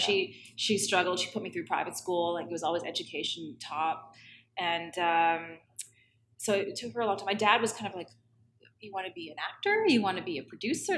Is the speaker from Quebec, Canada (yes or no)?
no; Toronto, Ontario, Canada; also born or lived in Scarborough / Thornhill; I grew up in Toronto and Ontario